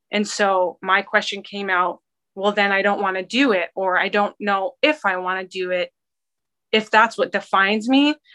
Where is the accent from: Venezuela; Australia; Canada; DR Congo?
Canada; born there; also born or lived in Washington State / England; So I was born in Canada, and we lived in um, Washington State for a couple years, and then we moved to England for a couple years